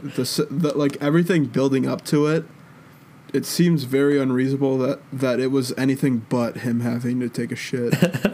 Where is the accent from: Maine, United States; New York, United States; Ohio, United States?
Ohio, United States; Cleveland area; I live like 20 minutes away from Cleveland, but I'm not going to say I'm from.